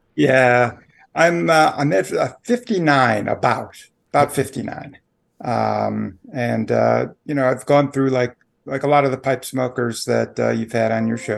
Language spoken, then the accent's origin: English; Chicago area, Illinois, United States; moved away as an adult; also born or lived in Peoria, Illinois; now in Washington, D.C., United States; I grew up in the Chicago area, um, just outside of Chicago, one of the Collar Counties